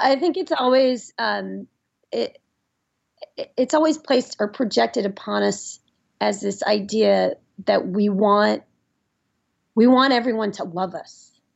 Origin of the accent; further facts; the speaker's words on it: Nashville, Tennessee, United States; moved away; I grew up in Nashville, Tennessee, which is a great city